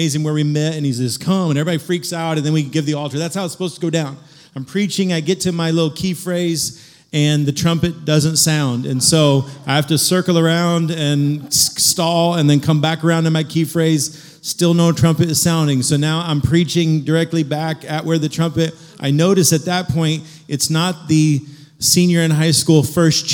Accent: Kansas City, Missouri, United States; I grew up in Kansas City

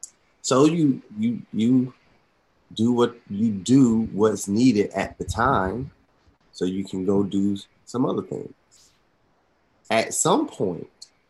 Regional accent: Atlanta, Georgia, United States; born and raised in Atlanta, College Park.

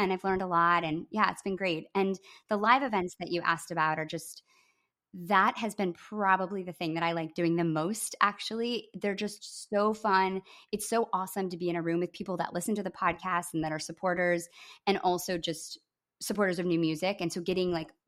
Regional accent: Midwest, United States; I'm a I'm a Midwesterner who had a crush on, you know, a bunch of older boys who were seniors and I was a sophomore

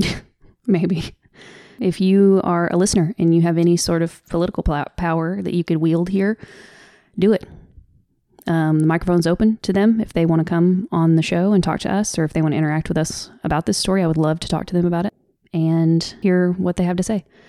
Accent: the South, United States; accent: Southern; my Southern accent tends to get stronger when I'm trying to f, go off the cuff and I'm upset

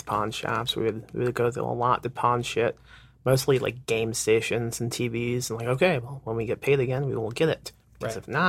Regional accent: Indiana, United States; now in San Antonio, United States; I'm in Texas. I'm in San Antonio, but right. I'm from Indiana.

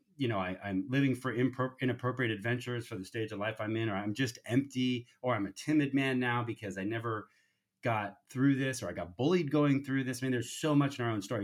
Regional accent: United States; raised in the United States

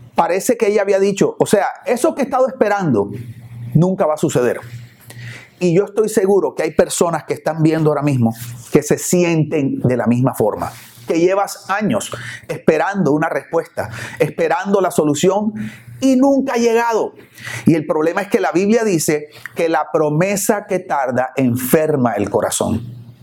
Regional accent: Barranquilla, Atlántico, Colombia; now in Miami, United States; vengo de la ciudad de Barranquilla, allá en Barranquilla cuando yo era niño o adolescente íbamos a una playa que se llama Sabanilla

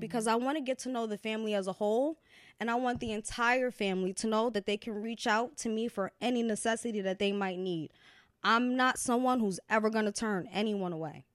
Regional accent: Yonkers, New York, United States; born or raised there; also born or lived in Valhalla, New York

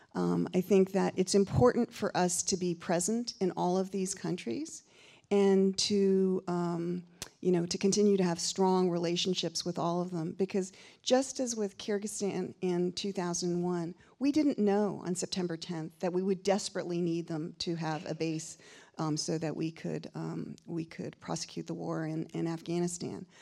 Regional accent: Connecticut, United States; my home state of Connecticut

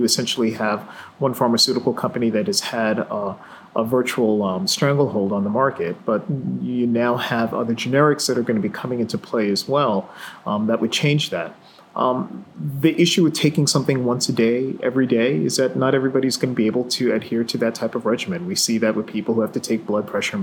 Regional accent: New York City, New York, United States; I grew up in New York City

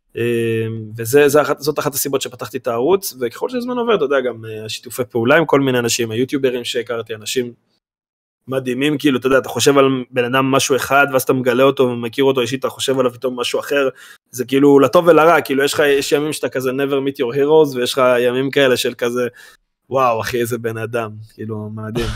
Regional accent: Karmiel, Northern District, Israel; אנחנו מכרמיאל

